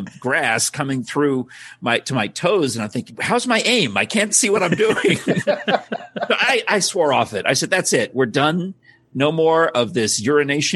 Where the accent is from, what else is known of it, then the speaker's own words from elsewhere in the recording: New York, United States; I grew up in New York